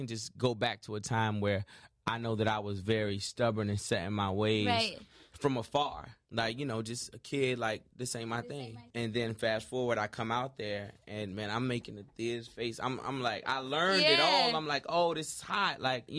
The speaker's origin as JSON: {"language": "English", "region": "Virginia", "country": "United States", "said": "I'm from Virginia. I'm right. Like, you know what I'm saying, like, New York had infiltrated my whole state."}